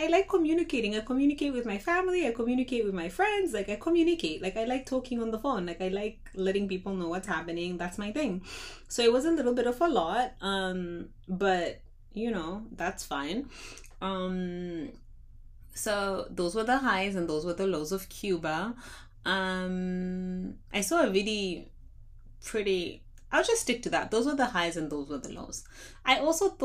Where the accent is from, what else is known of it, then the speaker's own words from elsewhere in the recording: Zimbabwe; I'm from Zimbabwe